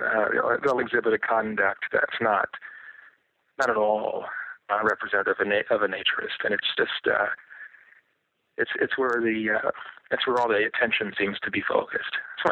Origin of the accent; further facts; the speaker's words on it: Dayton, Ohio, United States; born there; now in Sunny Isles Beach, United States; I was born in Dayton, Ohio. And I've been many places since. I most prefer, at least at this stage, I most prefer Sunny Isles Beach, Florida.